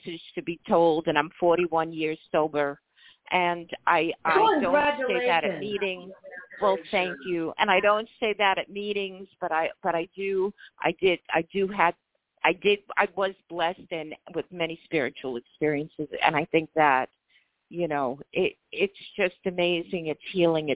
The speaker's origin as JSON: {"language": "English", "town": "New York City", "region": "New York", "country": "United States", "said": "I'm from New York City"}